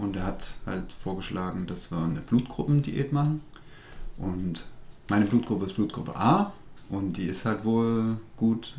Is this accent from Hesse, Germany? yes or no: no; Rudolstadt, Thuringia, Germany; ich komme aus Ruderstadt